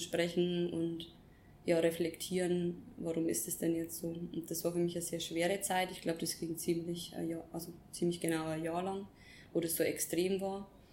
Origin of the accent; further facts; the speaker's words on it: Upper Palatinate, Bavaria, Germany; moved away as an adult; also born or lived in Nuremberg / Bali; ich bin ursprünglich aus der Oberpfalz, aus einem kleinen Dorf, bin sehr familiär und mhm. sehr behütet aufgewachsen